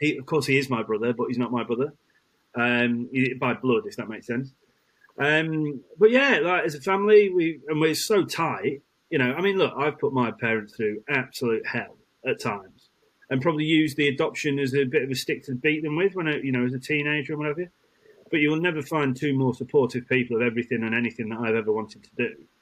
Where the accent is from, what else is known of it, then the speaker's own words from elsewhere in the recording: Isle of Man; born there; So I was born in the Isle of Man, then transported.